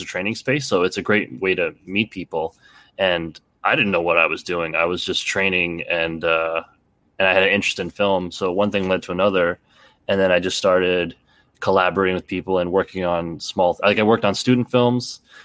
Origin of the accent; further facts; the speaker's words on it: Canada; also born or lived in Toronto; I grew up in a small town, so I'm from Canada, actually, um, and, uh, I had moved to Toronto, um, in my late teens